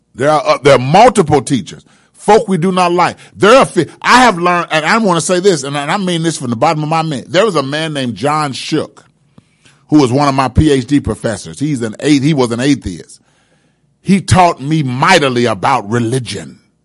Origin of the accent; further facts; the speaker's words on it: Indianapolis, Indiana, United States; I grew up in Brightwood and chose to not let Brightwood continue to control me